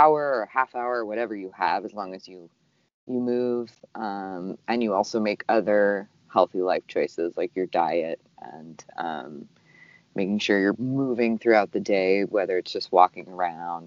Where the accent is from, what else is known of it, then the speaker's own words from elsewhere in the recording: Southern California, United States; I grew up in Southern California